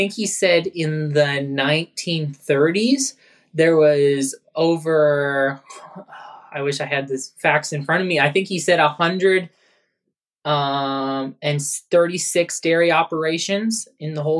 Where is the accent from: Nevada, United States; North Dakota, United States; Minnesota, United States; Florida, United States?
North Dakota, United States; Mandan; also born or lived in New Salem, North Dakota; We're from Mandan, North Dakota. We moved from New Salem, North Dakota in 2003. My family owns and operates an 800 cow rotary parlor operation. And I've grown up at the farm ever since I was born.